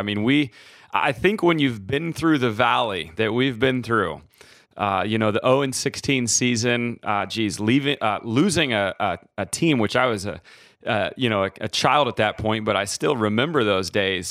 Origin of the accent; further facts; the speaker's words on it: Midwest, United States; moved away as an adult; also born or lived in Nebraska; now in Mount Dora, United States; I grew up in the Midwest. And so my family's from Nebraska, my wife from Wisconsin. So we definitely know about those snowy years, but we've been in Florida now almost 9 years.